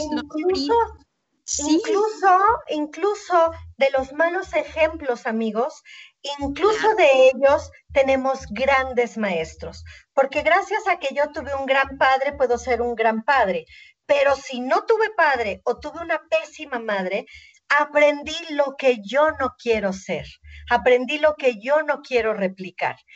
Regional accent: Mexico; Somos mexicanos

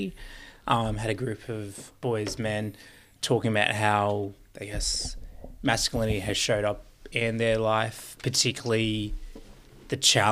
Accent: Queensland, Australia; I grew up in Queensland

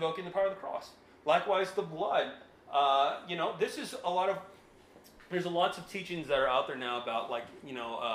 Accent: United States; we're still an American citizen

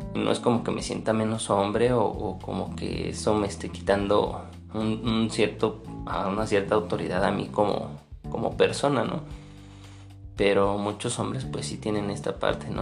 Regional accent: State of Mexico, Mexico; yo soy de México, más específicamente del Estado de México

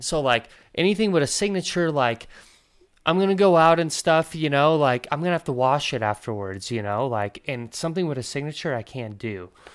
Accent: Latvia; moved away; I come from Latvia

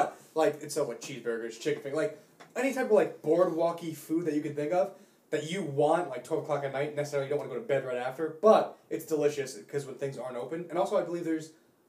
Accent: New Jersey, United States; being a Jersey boy, and we're all from Jersey here

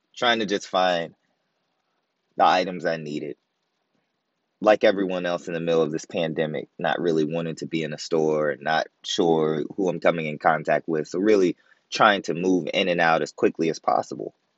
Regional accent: Virginia, United States; now in Maryland, United States; Born and raised in Virginia, living in Maryland

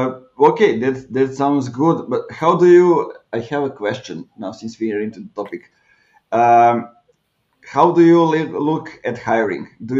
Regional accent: Clermont-Ferrand, Auvergne-Rhône-Alpes, France; my hometown is where Michelin is, so everybody's thinking that way

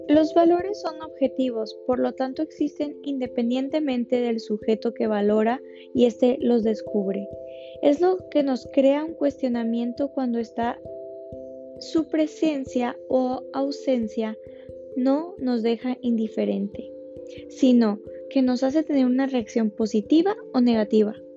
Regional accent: Ensenada, Baja California, Mexico; also born or lived in Havana, Cuba / Lima, Peru; now in Miami, United States; soy originaria de Ensenada, Baja California, orgullosamente mexicana

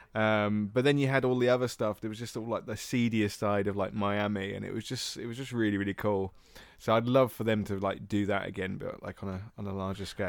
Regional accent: England, United Kingdom; we're two English guys

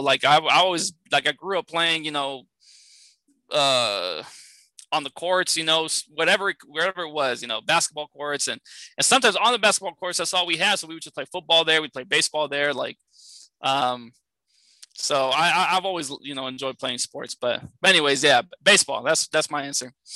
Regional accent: San Francisco, California, United States; I grew up in San Francisco, California

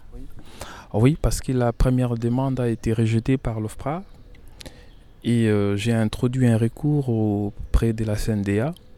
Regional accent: Kinshasa, DR Congo; moved away as an adult; now in Poitiers, France; je suis né à Kinshasa

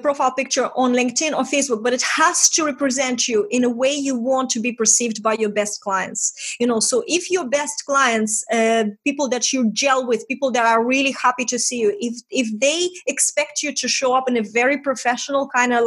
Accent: Estonia; English is a second language; moved away as an adult; I'm from Estonia, we talk straight.

